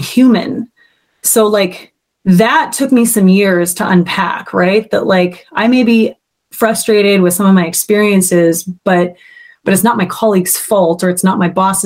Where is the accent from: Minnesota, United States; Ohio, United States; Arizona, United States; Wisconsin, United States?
Minnesota, United States; moved away as an adult; also born or lived in New York; growing up in Minnesota